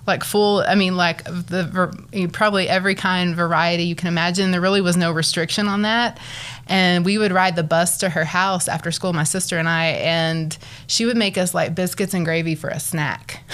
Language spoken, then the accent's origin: English; Borger, Texas, United States; also born or lived in Arlington, Texas; now in Amarillo, United States; I grew up in the big town of Borger, Texas